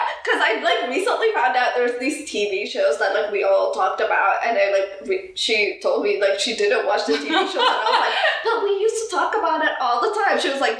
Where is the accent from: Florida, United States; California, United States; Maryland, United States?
Maryland, United States; Germantown; also born or lived in Busan / Ethiopia; technically I have two hometowns, since I was born in Busan and Ethiopia, but then it's like, I still categorize, I think, like Germantown as my hometown.